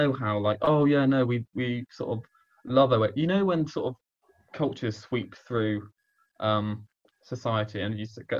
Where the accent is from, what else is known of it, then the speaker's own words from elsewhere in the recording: Warminster, South West England, United Kingdom; The Inbetweeners was very influential to my growing up in Kingdown